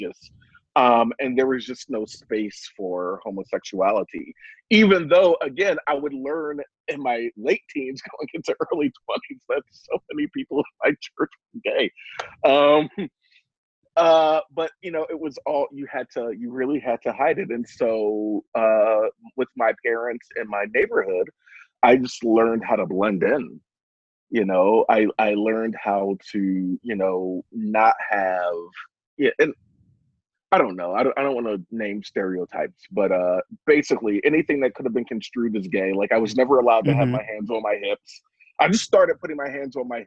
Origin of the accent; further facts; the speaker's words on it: Philadelphia, Pennsylvania, United States; I grew up in South Philadelphia, Pennsylvania